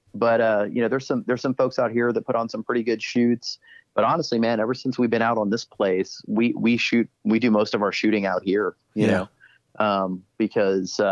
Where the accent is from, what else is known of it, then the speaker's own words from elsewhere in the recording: Texas, United States; all the guys who I grew up with in Texas